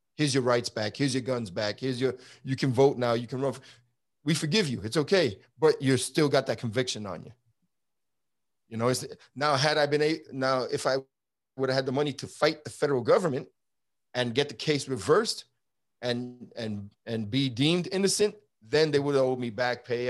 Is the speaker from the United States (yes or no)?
yes; New York City, New York, United States; now in Texas, United States; I grew up in Brooklyn, New York during the seventies and eighties